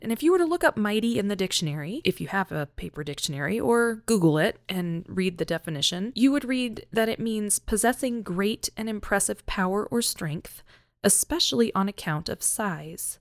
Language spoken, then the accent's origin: English; North Carolina, United States; moved away as an adult; also born or lived in Minnesota; now in Colorado, United States; I'm originally from North Carolina.